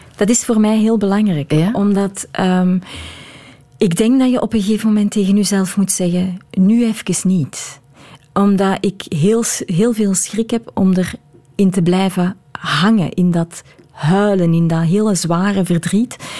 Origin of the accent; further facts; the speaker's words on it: Belgium; Ik blijf een Belg.